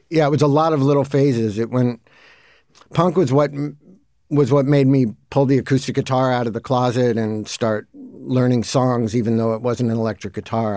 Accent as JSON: {"language": "English", "town": "Santa Monica", "region": "California", "country": "United States", "tie": "born or raised there", "also_born_or_lived": "Mar Vista", "said": "I was into the stuff that every other kid in Santa Monica was into"}